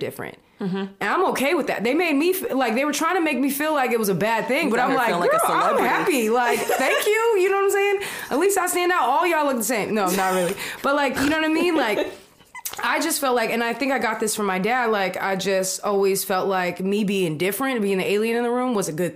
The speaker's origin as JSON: {"language": "English", "town": "Sacramento", "region": "California", "country": "United States", "tie": "born or raised there", "also_born_or_lived": "Texas", "said": "I grew up in Texas, being biracial there, and then growing up in Sacramento"}